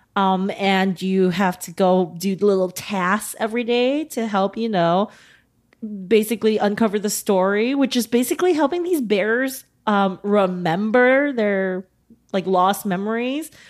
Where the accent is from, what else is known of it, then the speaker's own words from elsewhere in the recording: United States; accent: American; combined with our American accents